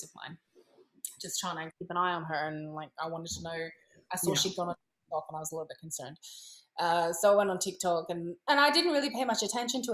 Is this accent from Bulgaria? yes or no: no; Australia; moved away as an adult; now in Italy; I come from Australia